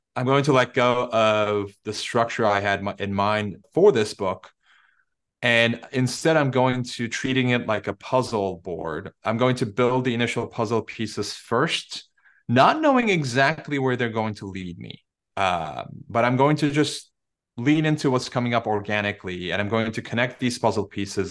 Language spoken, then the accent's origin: English; Turkey; English is a second language; moved away; it's my home country